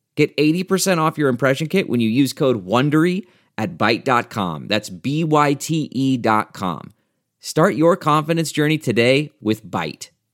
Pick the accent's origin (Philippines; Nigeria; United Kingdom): United Kingdom; Bournemouth, South West England; in Bournemouth, my hometown